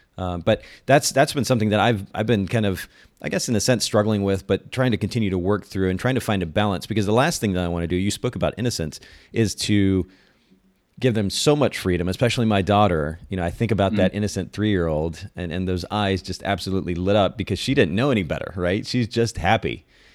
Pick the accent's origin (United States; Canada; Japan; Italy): Japan; I grew up in Japan. I was a missionary's kid and grew up in a very conservative home and culture.